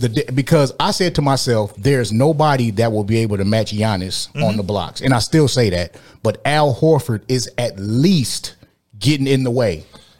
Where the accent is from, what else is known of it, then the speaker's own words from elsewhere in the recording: Detroit, Michigan, United States; I grew up in Detroit in the Bad Boys era.